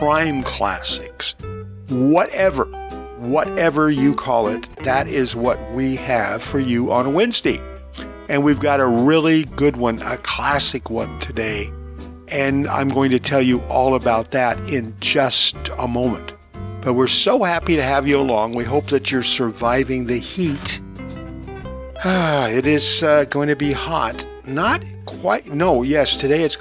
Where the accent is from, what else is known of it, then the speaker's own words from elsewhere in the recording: Long Beach, California, United States; Long Beach, which is my hometown